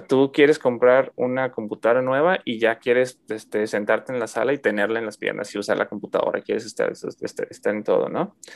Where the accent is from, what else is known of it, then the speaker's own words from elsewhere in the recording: Mexico; moved away as an adult; ya me salí de México hace casi seis años ya